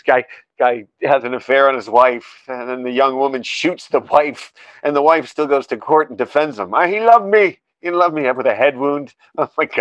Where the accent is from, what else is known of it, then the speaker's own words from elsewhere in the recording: United States; as an American